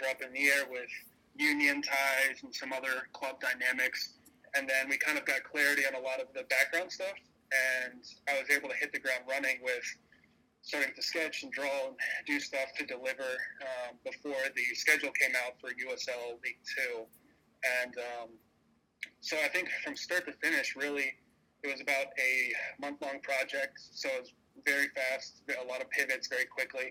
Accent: Lancaster, Pennsylvania, United States; Growing up in Lancaster, I was only about 45 minutes from Reading ever since I was a little boy

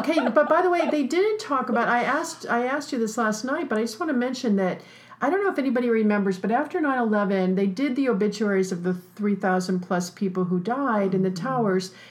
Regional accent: New York, United States; I'm from New York, so in New York City, the big thing is do you make the obits

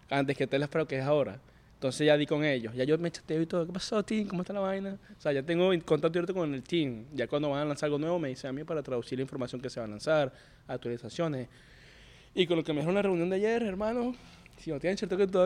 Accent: Venezuela; hermano, yo soy venezolano, hablo español y veo que ustedes todo lo que suben es en inglés

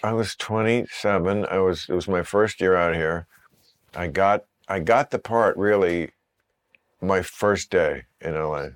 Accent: New Jersey, United States; New Jersey

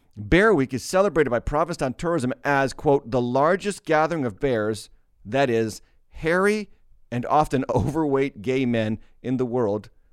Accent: Massachusetts, United States; my home state of Barnstable, uh, of Massachusetts

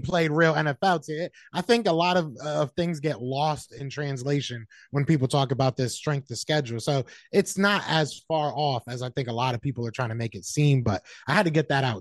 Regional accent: Connecticut, United States; I'm from Connecticut. Originally, I'm from Connecticut

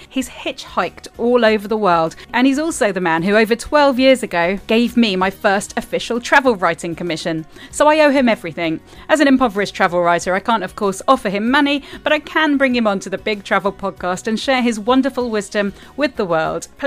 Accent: United Kingdom; we're British people aren't very good with the whole

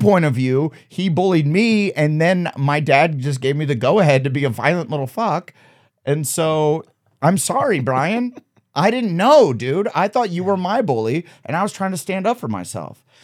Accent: Omaha, Nebraska, United States; moved away as an adult; also born or lived in Waterloo, Iowa; now in Los Angeles, United States; I grew up in Wadley, Iowa till I was ten, and then we moved to Omaha, and then I, till high school, and then after I graduated, I moved to, uh, L A.

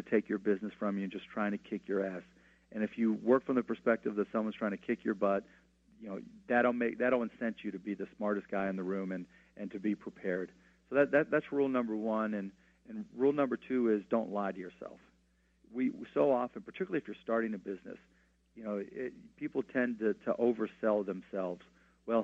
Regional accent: Pittsburgh, Pennsylvania, United States; Pittsburgh in particular because it's my hometown

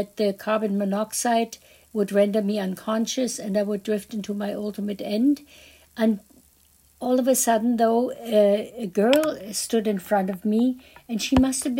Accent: Berlin, Germany; I was born in Berlin, the epicenter of Nazi

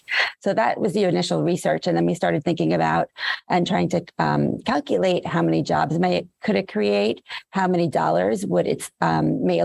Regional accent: New York City, New York, United States; I grew up in New York, I'm a Brooklynite

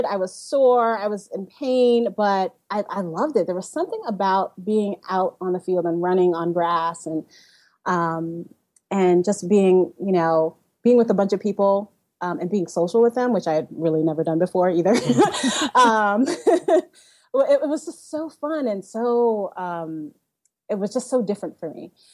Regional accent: New York City, New York, United States; I grew up in Bushwick, Brooklyn, which, you know, it's very urban

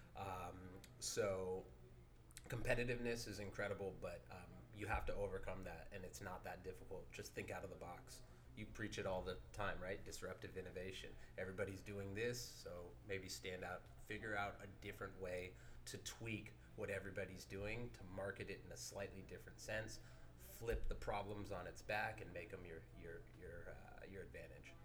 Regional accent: San Francisco Bay Area, California, United States; born and raised

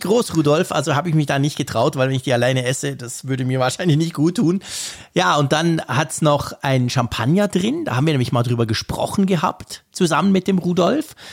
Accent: Switzerland

